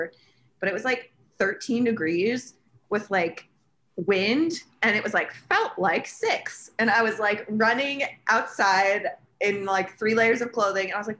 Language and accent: English; Arizona, United States; also born or lived in San Francisco; now in Washington, DC, United States; I'm from Arizona originally